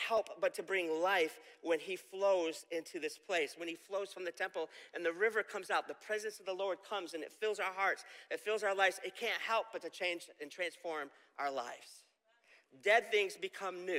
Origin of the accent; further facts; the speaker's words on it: Camillus, New York, United States; growing up in Camillus, I had a park behind my house called Shove Park